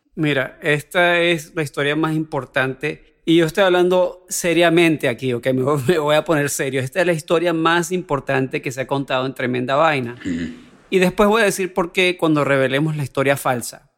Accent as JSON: {"language": "Spanish", "country": "Venezuela", "said": "soy venezolano"}